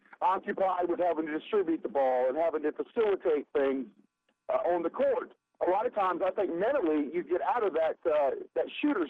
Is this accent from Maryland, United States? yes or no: yes; Maryland, United States; I grew up in Maryland.